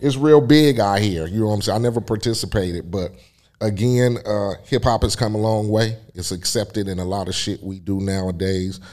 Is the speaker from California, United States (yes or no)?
yes; Compton, California, United States; my hometown of Compton